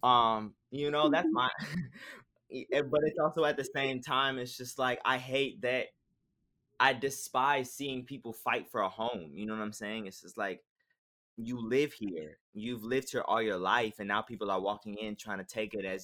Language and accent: English; Chicago, Illinois, United States; growing up in this city